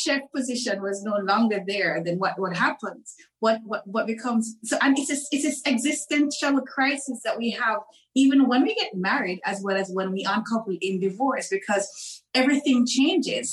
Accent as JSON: {"language": "English", "country": "Jamaica", "tie": "born or raised there", "also_born_or_lived": "Turks and Caicos / Dubai, United Arab Emirates", "moved": "as an adult", "said": "I was born, bred, and fed in Jamaica. So I'm a Caribbean girl through and through."}